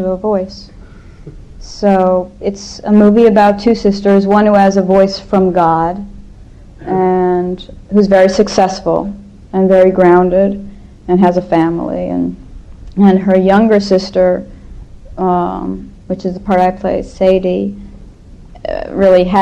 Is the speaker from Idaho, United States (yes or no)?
no; Los Angeles, California, United States; I grew up in Hollywood, so it's my home